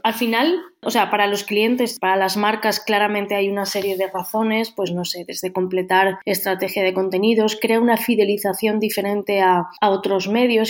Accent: Valencian Community, Spain; soy valenciana

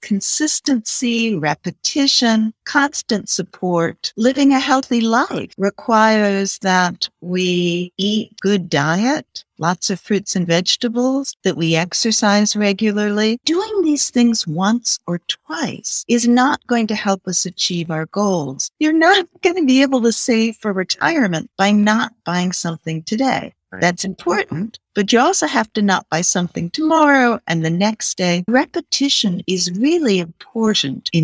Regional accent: England, United Kingdom; now in Washington, D.C., United States; I was born in England

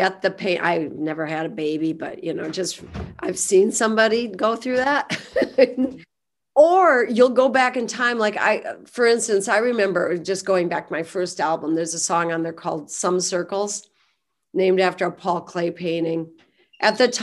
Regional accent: United States; we grew up in Cottonwood County.

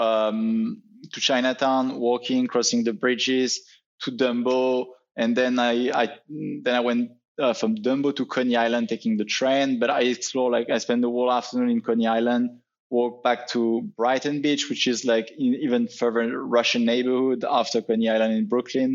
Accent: near Paris, Île-de-France, France; moved away as an adult; also born or lived in London, United Kingdom; now in New York City, United States; originally, I'm actually from France. I was born like close to Paris. I grew up over there.

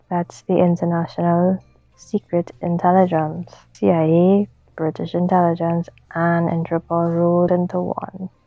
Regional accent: Trinidad & Tobago; accent: Trinidadian; moved away as an adult; also born or lived in Alberta; now in Ottawa, Canada; I'm originally from Trinidad, hence the accent. Moved to Alberta with my family when I was 18 and decided to open a dance studio here in Ottawa.

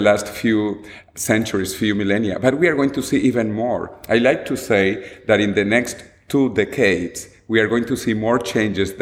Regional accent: Venezuela; moved away as an adult; also born or lived in United States; now in Madrid, Spain; I was born and I grew up in Venezuela

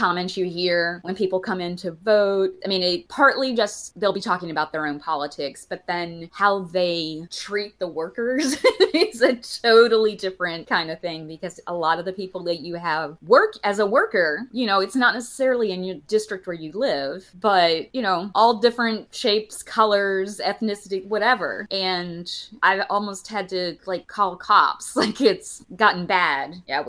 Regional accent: Alabama, United States; I grew up in Alabama

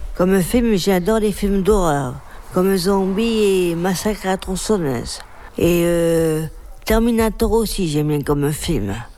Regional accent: Bordeaux, Nouvelle-Aquitaine, France; de Bordeaux

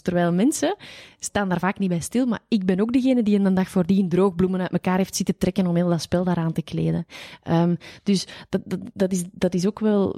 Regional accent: Flanders, Belgium; daar zijn wij Vlamingen heel bescheiden

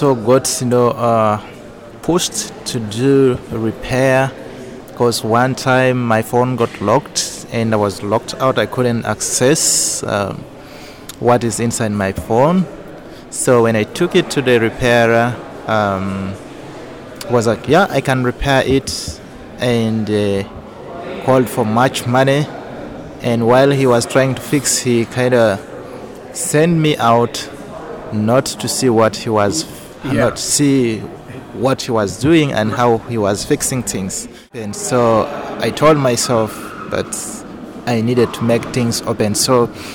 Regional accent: South Sudan; also born or lived in Rhino Camp Refugee Settlement, Uganda; now in Uganda; I come from South Sudan, but live in Uganda in the refugee camp

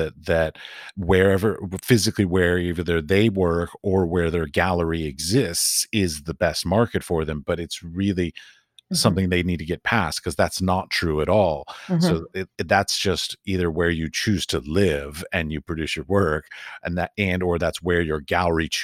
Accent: United States; also born or lived in Washington, D.C. / San Francisco / North Carolina; I'm an American artist

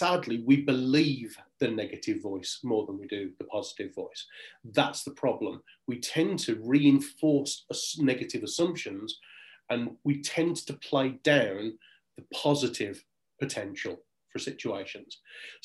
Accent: Birmingham, West Midlands, United Kingdom; accent: Brummie; moved away; I am actually in my hometown of Birmingham, home city of Birmingham this evening, because I'm at my dad's house

